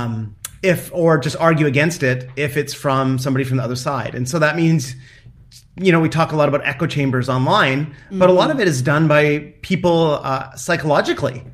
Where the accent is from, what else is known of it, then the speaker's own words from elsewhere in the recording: Canada; now in United States; I have an identity as a father, as a professor, as a son, as a Canadian.